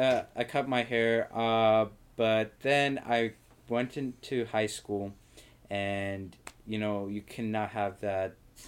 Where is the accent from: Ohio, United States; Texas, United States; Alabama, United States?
Ohio, United States; I'm from Ohio.